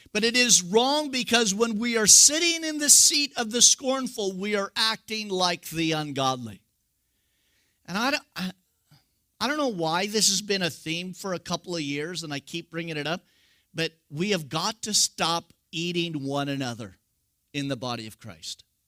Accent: California, United States; I'm from California

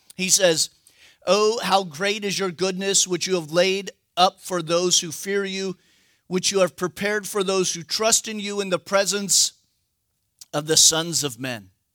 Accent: United States; I'm an American

